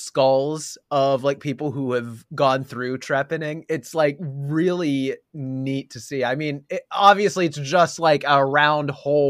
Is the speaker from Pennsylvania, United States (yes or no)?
yes; Pennsylvania, United States; We're from Pennsylvania. We practically have the Jersey accent already.